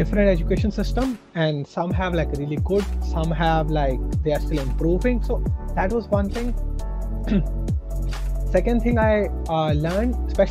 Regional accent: India; moved away as an adult; now in Saint Petersburg, Russia; I'm from India

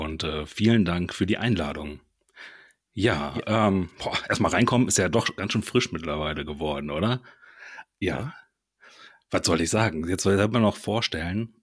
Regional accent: Ruhr area / Lower Rhine border, North Rhine-Westphalia, Germany; Bin auch aus dem Ruhrpott, beziehungsweise so das äh, wilde Grenzland zwischen Ruhrpott und Niederrhein komme ich her.

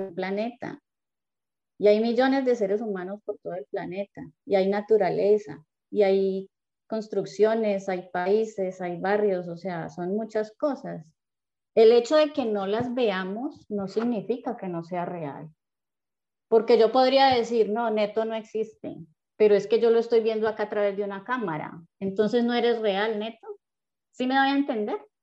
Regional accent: Cali, Valle del Cauca, Colombia; yo también soy de Cali.

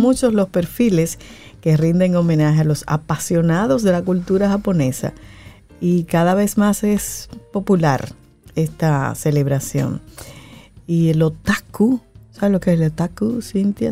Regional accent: Dominican Republic; somos los dominicanos

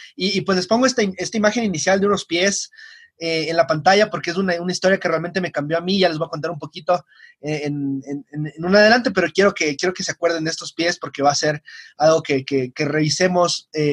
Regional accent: Quito, Pichincha, Ecuador; estoy en el Colegio Benalcázar, aquí en Quito, soy quiteño

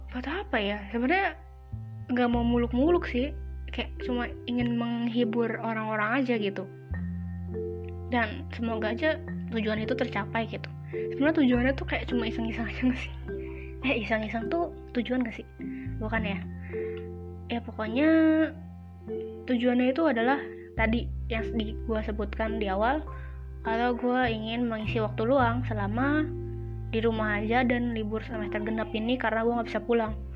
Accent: Jakarta, Indonesia; moved away as an adult; kampung gue di Jakarta

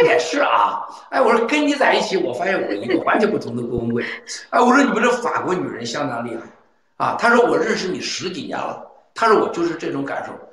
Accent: China; 我们中国人把自己给吓死了。

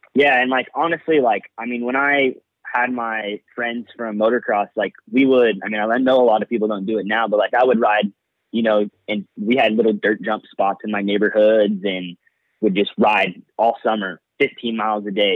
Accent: Bakersfield, California, United States; I'm originally from Bakersfield, California

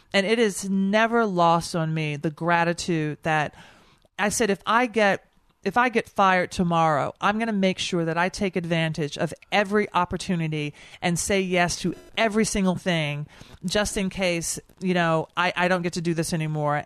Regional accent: Nashville, Tennessee, United States; also born or lived in New York; now in Washington, D.C., United States; I am from Nashville. I live in Washington, D C, and I work in New York.

